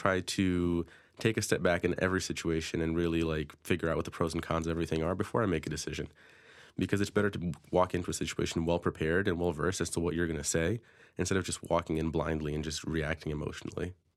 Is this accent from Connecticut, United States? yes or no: yes; Danbury, Connecticut, United States; I'm from Danbury fr-, originally, um, grew up in the city.